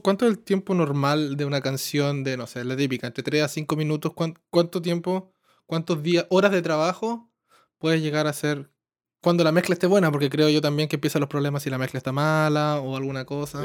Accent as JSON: {"language": "Spanish", "region": "southern Chile", "country": "Chile", "tie": "born or raised there", "also_born_or_lived": "Santiago, Chile", "moved": "as an adult", "lives_now": "Toronto, Canada", "said": "Yo vengo de un pueblo chico, en el sur de Chile, y me fui a Santiago"}